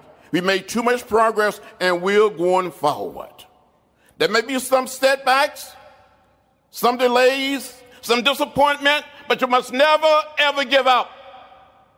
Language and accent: English; Troy, Alabama, United States; When I was growing up outside of Troy, Alabama